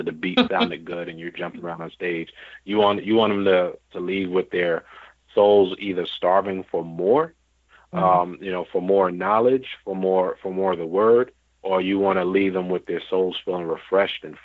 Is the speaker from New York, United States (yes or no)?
yes; New York, United States; I grew up in New York, born and raised in New York